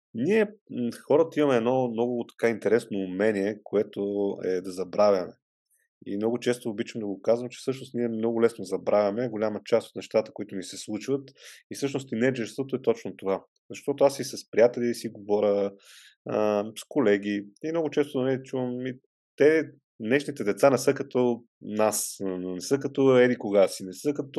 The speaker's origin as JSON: {"language": "Bulgarian", "town": "Vidin", "region": "Vidin Province", "country": "Bulgaria", "tie": "born or raised there", "moved": "yes", "said": "аз съм от Видин и там м- съм учил в някои от училищата"}